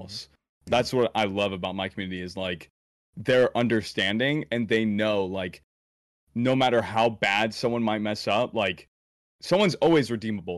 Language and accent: English; around Chicago, the Midwest, Illinois, United States; I was born right around Chicago, like, the Midwest area